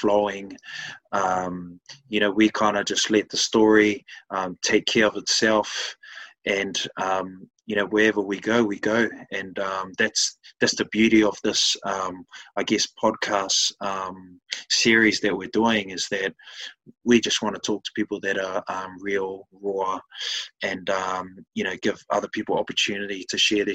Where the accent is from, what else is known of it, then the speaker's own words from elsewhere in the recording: West Auckland, New Zealand; I'm a Westie